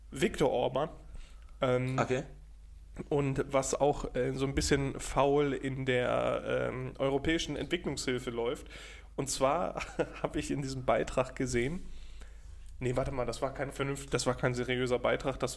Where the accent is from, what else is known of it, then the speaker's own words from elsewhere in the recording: Austria; Äh, Digga, ich bin Österreicher.